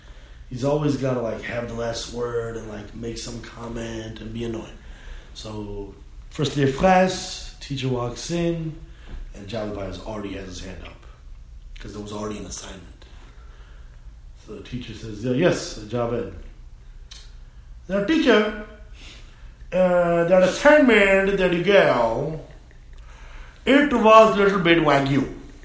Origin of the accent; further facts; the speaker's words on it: India; Let's just say, make it India, because I'm Indian.